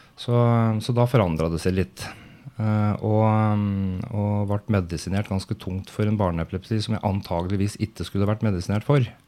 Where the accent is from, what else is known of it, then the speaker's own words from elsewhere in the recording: Brumunddal, Innlandet, Norway; født og oppvokst i Brumunddal, hvor jeg fortsatt bor